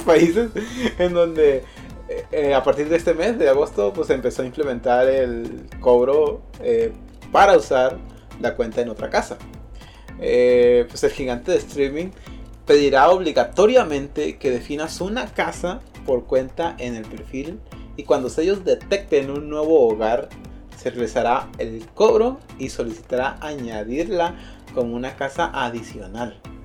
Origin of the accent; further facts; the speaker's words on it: Mexico; todos somos mexicanos